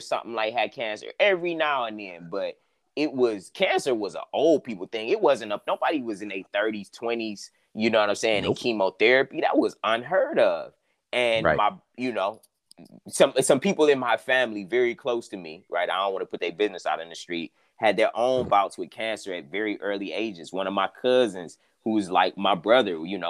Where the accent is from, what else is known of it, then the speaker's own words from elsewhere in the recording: Cleveland, Ohio, United States; I'm originally from Cleveland, Ohio